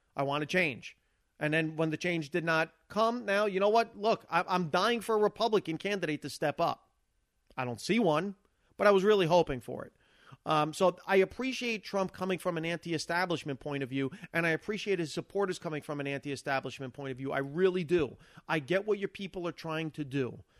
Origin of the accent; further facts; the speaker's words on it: United States; I'm an American